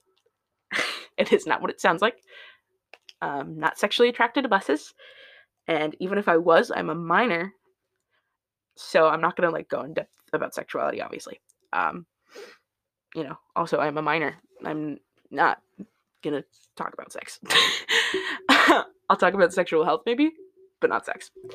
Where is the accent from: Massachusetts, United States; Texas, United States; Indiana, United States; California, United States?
Indiana, United States; now in Seattle, United States; I was born in Indiana